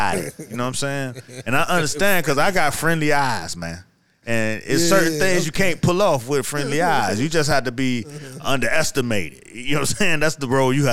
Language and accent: English; Miami, Florida, United States; I grew up in Miami.